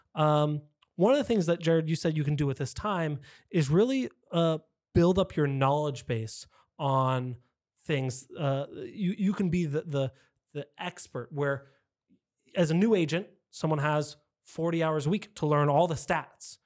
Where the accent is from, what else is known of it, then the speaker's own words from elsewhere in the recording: San Diego, California, United States; I am as well born and raised in San Diego. I didn't move around a lot